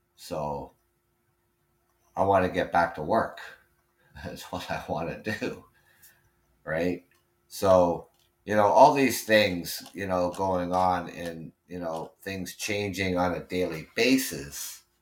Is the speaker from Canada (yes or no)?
yes; Canada; I'm Canadian